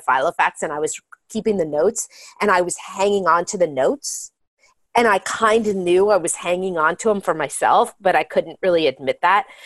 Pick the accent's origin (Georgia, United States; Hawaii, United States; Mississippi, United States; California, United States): California, United States; Marin County; moved away as an adult; now in Los Angeles, United States; I grew up in Marin County, a very affluent community outside San Francisco where everything looks perfect